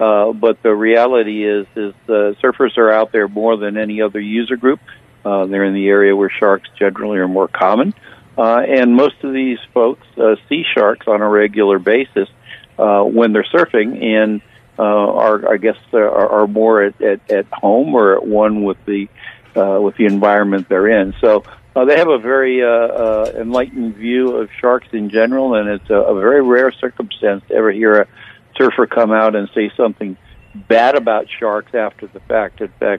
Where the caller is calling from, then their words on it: Florida, United States; I'm calling from Florida